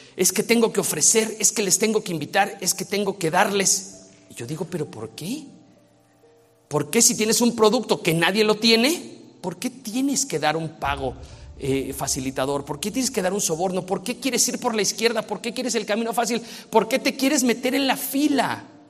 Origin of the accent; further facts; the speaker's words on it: Mexico; yo soy mexicano